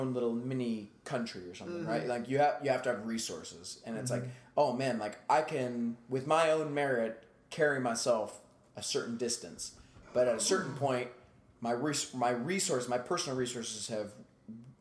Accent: Akron, Ohio, United States; moved away; I'm from Akron

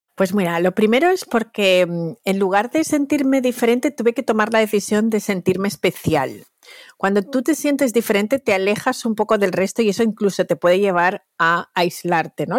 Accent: Valencia, Valencian Community, Spain; moved away as an adult; also born or lived in Equatorial Guinea (parents); now in New York, United States; me siento súper española. Toda mi educación, mi estructura mental, mi, infancia está construida ahí

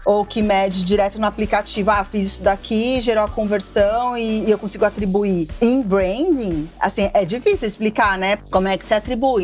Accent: São Paulo, Brazil; sou aqui de São Paulo, cresci aqui, nasci aqui.

